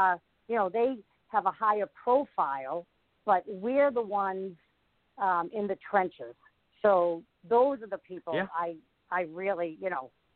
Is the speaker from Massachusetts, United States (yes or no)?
yes; Boston, Massachusetts, United States; I grew up in Boston